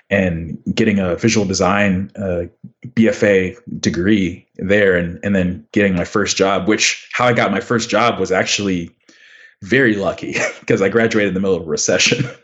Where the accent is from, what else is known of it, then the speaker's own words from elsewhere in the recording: Houston, Texas, United States; also born or lived in The Woodlands, Texas; now in Dallas, United States; I grew up in Houston and Westfield High School